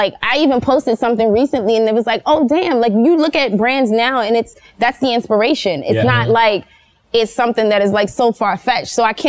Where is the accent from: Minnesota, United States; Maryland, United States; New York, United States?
Maryland, United States; Baltimore; I'm from Baltimore too.